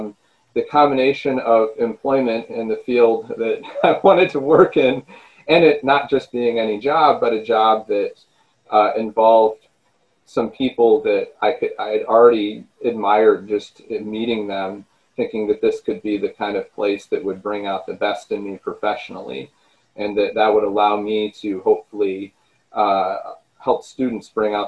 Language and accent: English; Michigan, United States; And of course, I'm from Michigan, and I had spent some time living at some other places.